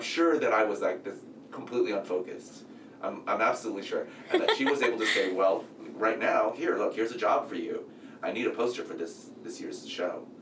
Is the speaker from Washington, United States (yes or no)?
no; San Francisco, California, United States; I grew up in San Francisco, so tons of Asian people